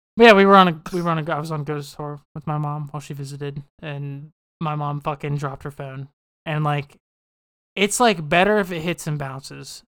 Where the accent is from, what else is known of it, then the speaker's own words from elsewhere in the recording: West Virginia, United States; moved away; we're all from West Virginia